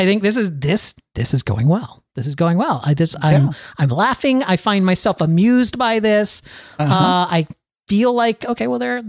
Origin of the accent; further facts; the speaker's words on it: New York, United States; I don't even know what goes on in the Midwest because I'm from New York and it's like, I live here in New York and there's so much to do here.